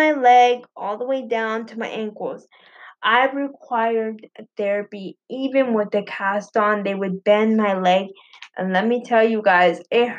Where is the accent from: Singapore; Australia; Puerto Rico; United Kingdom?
Puerto Rico; I was born in Puerto Rico